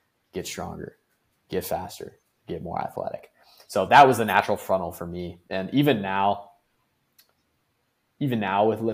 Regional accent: Amherst, Ohio, United States; moved away as an adult; also born or lived in Cleveland, Ohio; now in Orlando, United States; me coming from Amherst, Ohio.

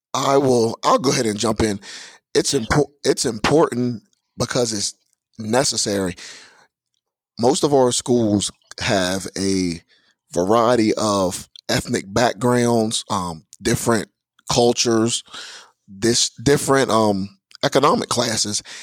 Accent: Georgetown, Delaware, United States; also born or lived in Magnolia, Delaware; I am from Georgetown, Delaware, by the way of Magnolia, Delaware, here in Kent County.

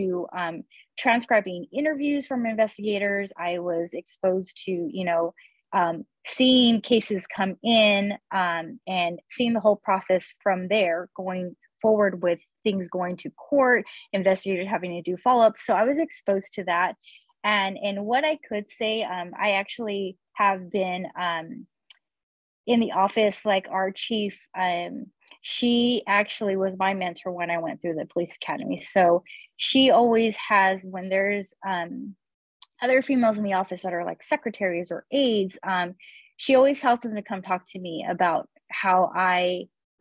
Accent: Earlimart, California, United States; also born or lived in Irvine, California; I grew up in Early Mart

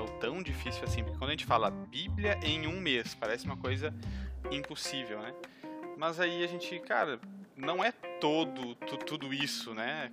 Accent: Gravataí, Rio Grande do Sul, Brazil; sou aqui do Sul, né? Rio Grande do Sul, Gravataí

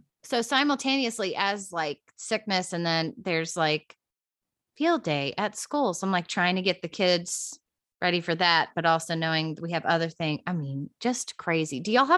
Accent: Virginia, United States; now in Nashville, United States; I was born in Virginia.

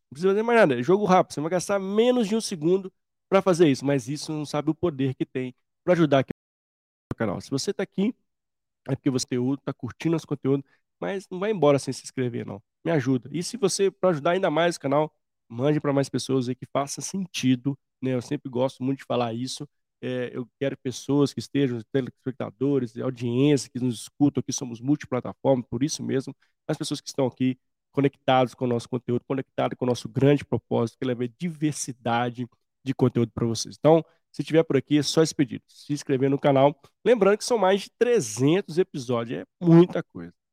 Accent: Minas Gerais, Brazil; Somos mineiros, né? Então dá um bom papo aqui.

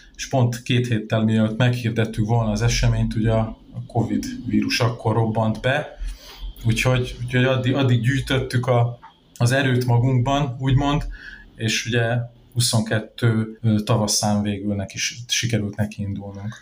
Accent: Nagykanizsa, Zala, Hungary; 1984-ben születtem itt Nagykanizsán, azóta is változatlanul ugye itt a városban élek

